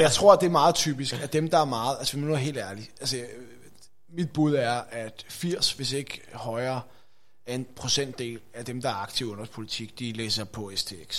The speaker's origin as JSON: {"language": "Danish", "town": "Greve", "region": "Zealand", "country": "Denmark", "tie": "born or raised there", "also_born_or_lived": "Hvidovre", "said": "Jeg er født i Hvidovre, øh, opvokset i, øh, i Greve. Øh, der bor jeg stadigvæk"}